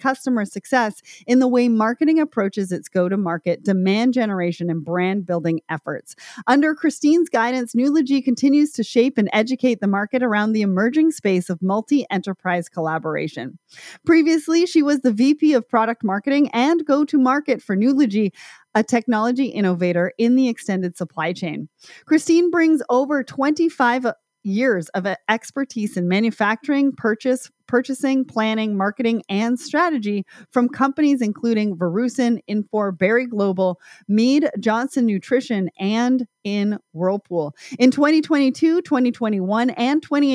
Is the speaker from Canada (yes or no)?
yes; Canada; I'm Canadian